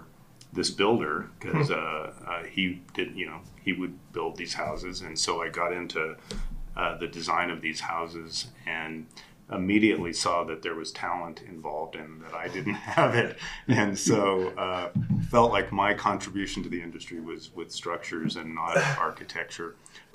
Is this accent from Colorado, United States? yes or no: yes; Colorado Springs, Colorado, United States; I grew up in Colorado Springs in Black Forest.